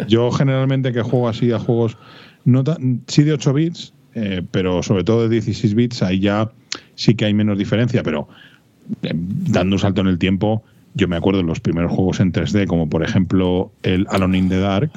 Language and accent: Spanish; Madrid, Community of Madrid, Spain; Yo soy de Vallecas